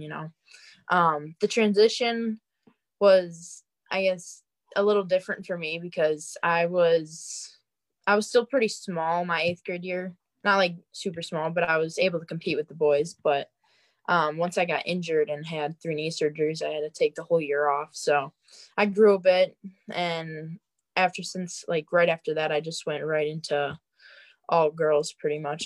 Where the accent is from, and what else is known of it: Wisconsin, United States; moved away; also born or lived in Colorado